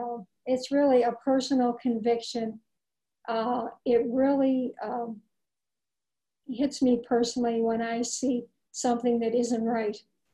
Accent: Ireland; Well, being Irish, I remember Bridget of Ireland.

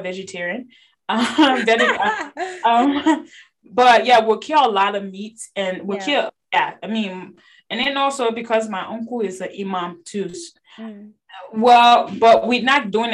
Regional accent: Côte d’Ivoire; also born or lived in Liberia; now in United States; I grew up in Cote d'Ivoire

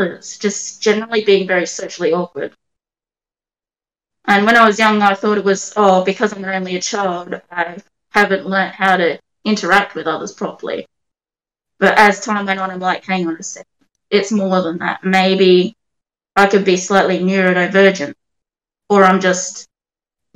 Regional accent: Adelaide, South Australia, Australia; I'm 28, born and raised in Adelaide

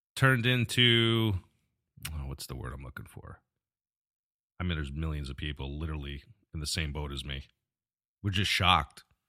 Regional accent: Albany, New York, United States; moved away as an adult; now in Florida, United States; I was born and raised in New York. I grew up in the Albany area.

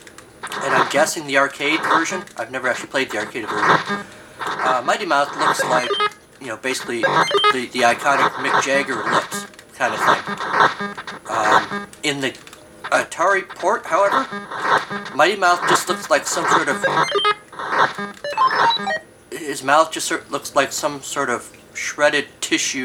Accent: United States; I am American. It's what we do here in America.

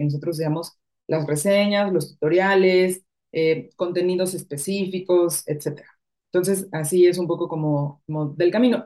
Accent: Mexico City, Mexico; moved away as an adult; also born or lived in Madrid; now in Guadalajara, Mexico; yo soy de Ciudad de México y o casi cinco años viviendo en Guadalajara

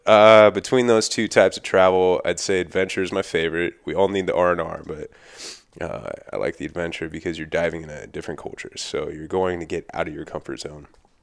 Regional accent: Thousand Oaks, California, United States; Born and raised Thousand Oaks, which is just north of LA.

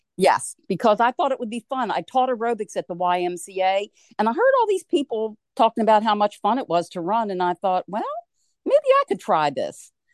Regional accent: Wilmington, Delaware, United States; I was born and raised in Wilmington, Delaware, and I'm one of four children

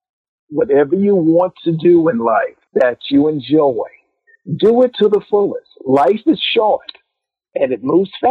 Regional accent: Virginia, United States; where I grew up at in Virginia

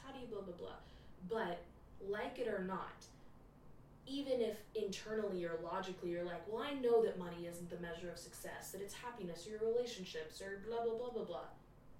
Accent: Dallas, Texas, United States; Just like me, born and raised in Dallas, Texas, in the Bible Belt

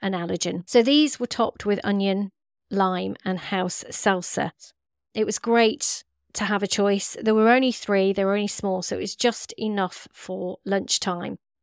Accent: West Midlands, United Kingdom; we're from the Midlands and from the Curry capital

